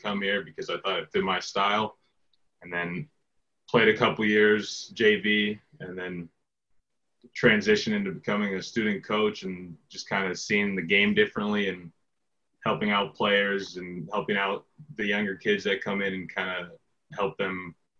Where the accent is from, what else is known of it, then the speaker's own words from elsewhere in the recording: Hubbard, Iowa, United States; I'm from Hubbard, Iowa. Went to school at South Hamilton